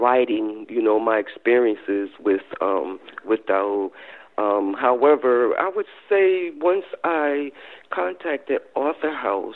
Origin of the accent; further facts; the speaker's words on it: North New Jersey, United States; I grew up in North New Jersey